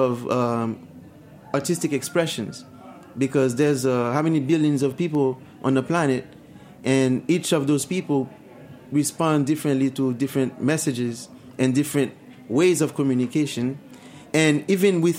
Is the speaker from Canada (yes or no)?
no; Haiti; moved away; I remember growing up in Haiti